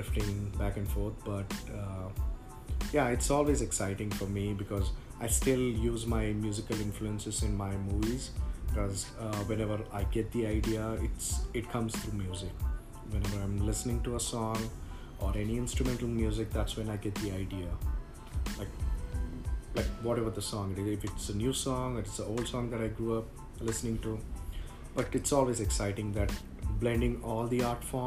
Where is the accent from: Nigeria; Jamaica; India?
India; moved away as an adult; now in United States; I grew up in a different culture. So I came from India just 5 years back